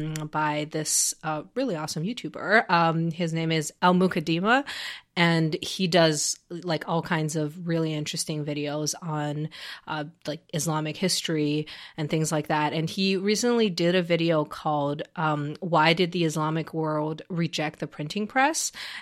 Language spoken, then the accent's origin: English; China; I had to actually learn Chinese calligraphy when I was growing up in China.